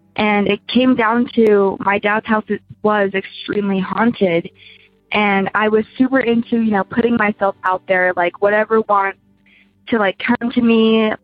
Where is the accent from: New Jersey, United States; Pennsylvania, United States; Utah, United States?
Utah, United States; growing up in Utah you'd think we'd be religious